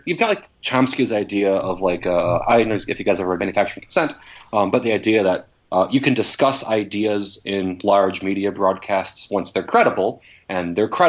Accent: Wisconsin, United States; moved away; I grew up in Wisconsin

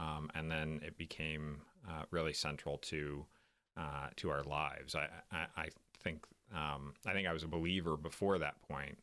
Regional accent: Tulsa, Oklahoma, United States; moved away; I grew up in Tulsa, Oklahoma

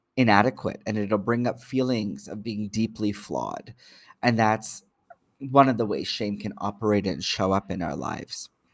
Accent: Toronto, Ontario, Canada; I'm born and raised in Toronto

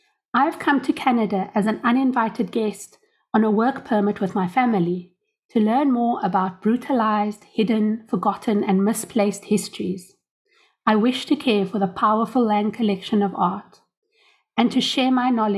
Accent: Cape Town, Western Cape, South Africa; I come from Cape Town, South Africa

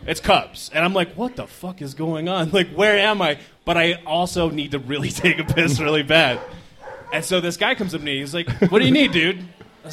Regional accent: Mesa, Arizona, United States; I grew up in Mesa, Arizona

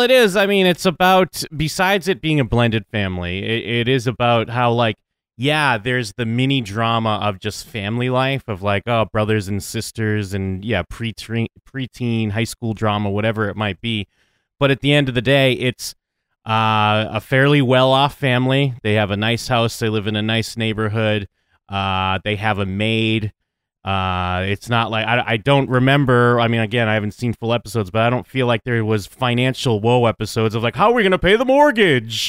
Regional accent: United States; I'm an American

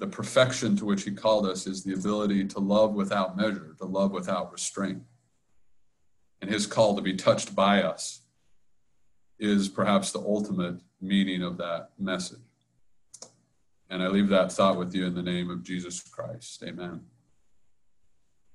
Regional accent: United States; as an American

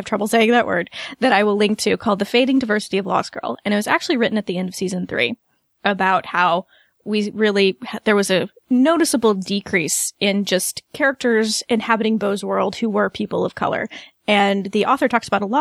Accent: United States; we're from the United States

